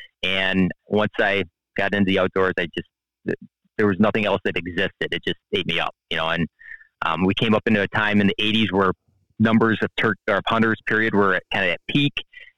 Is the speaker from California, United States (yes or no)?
no; Illinois, United States; now in Wisconsin, United States; So I'm from the Midwest originally. I'm from Northern Illinois, and we are official transplants to the state of Wisconsin.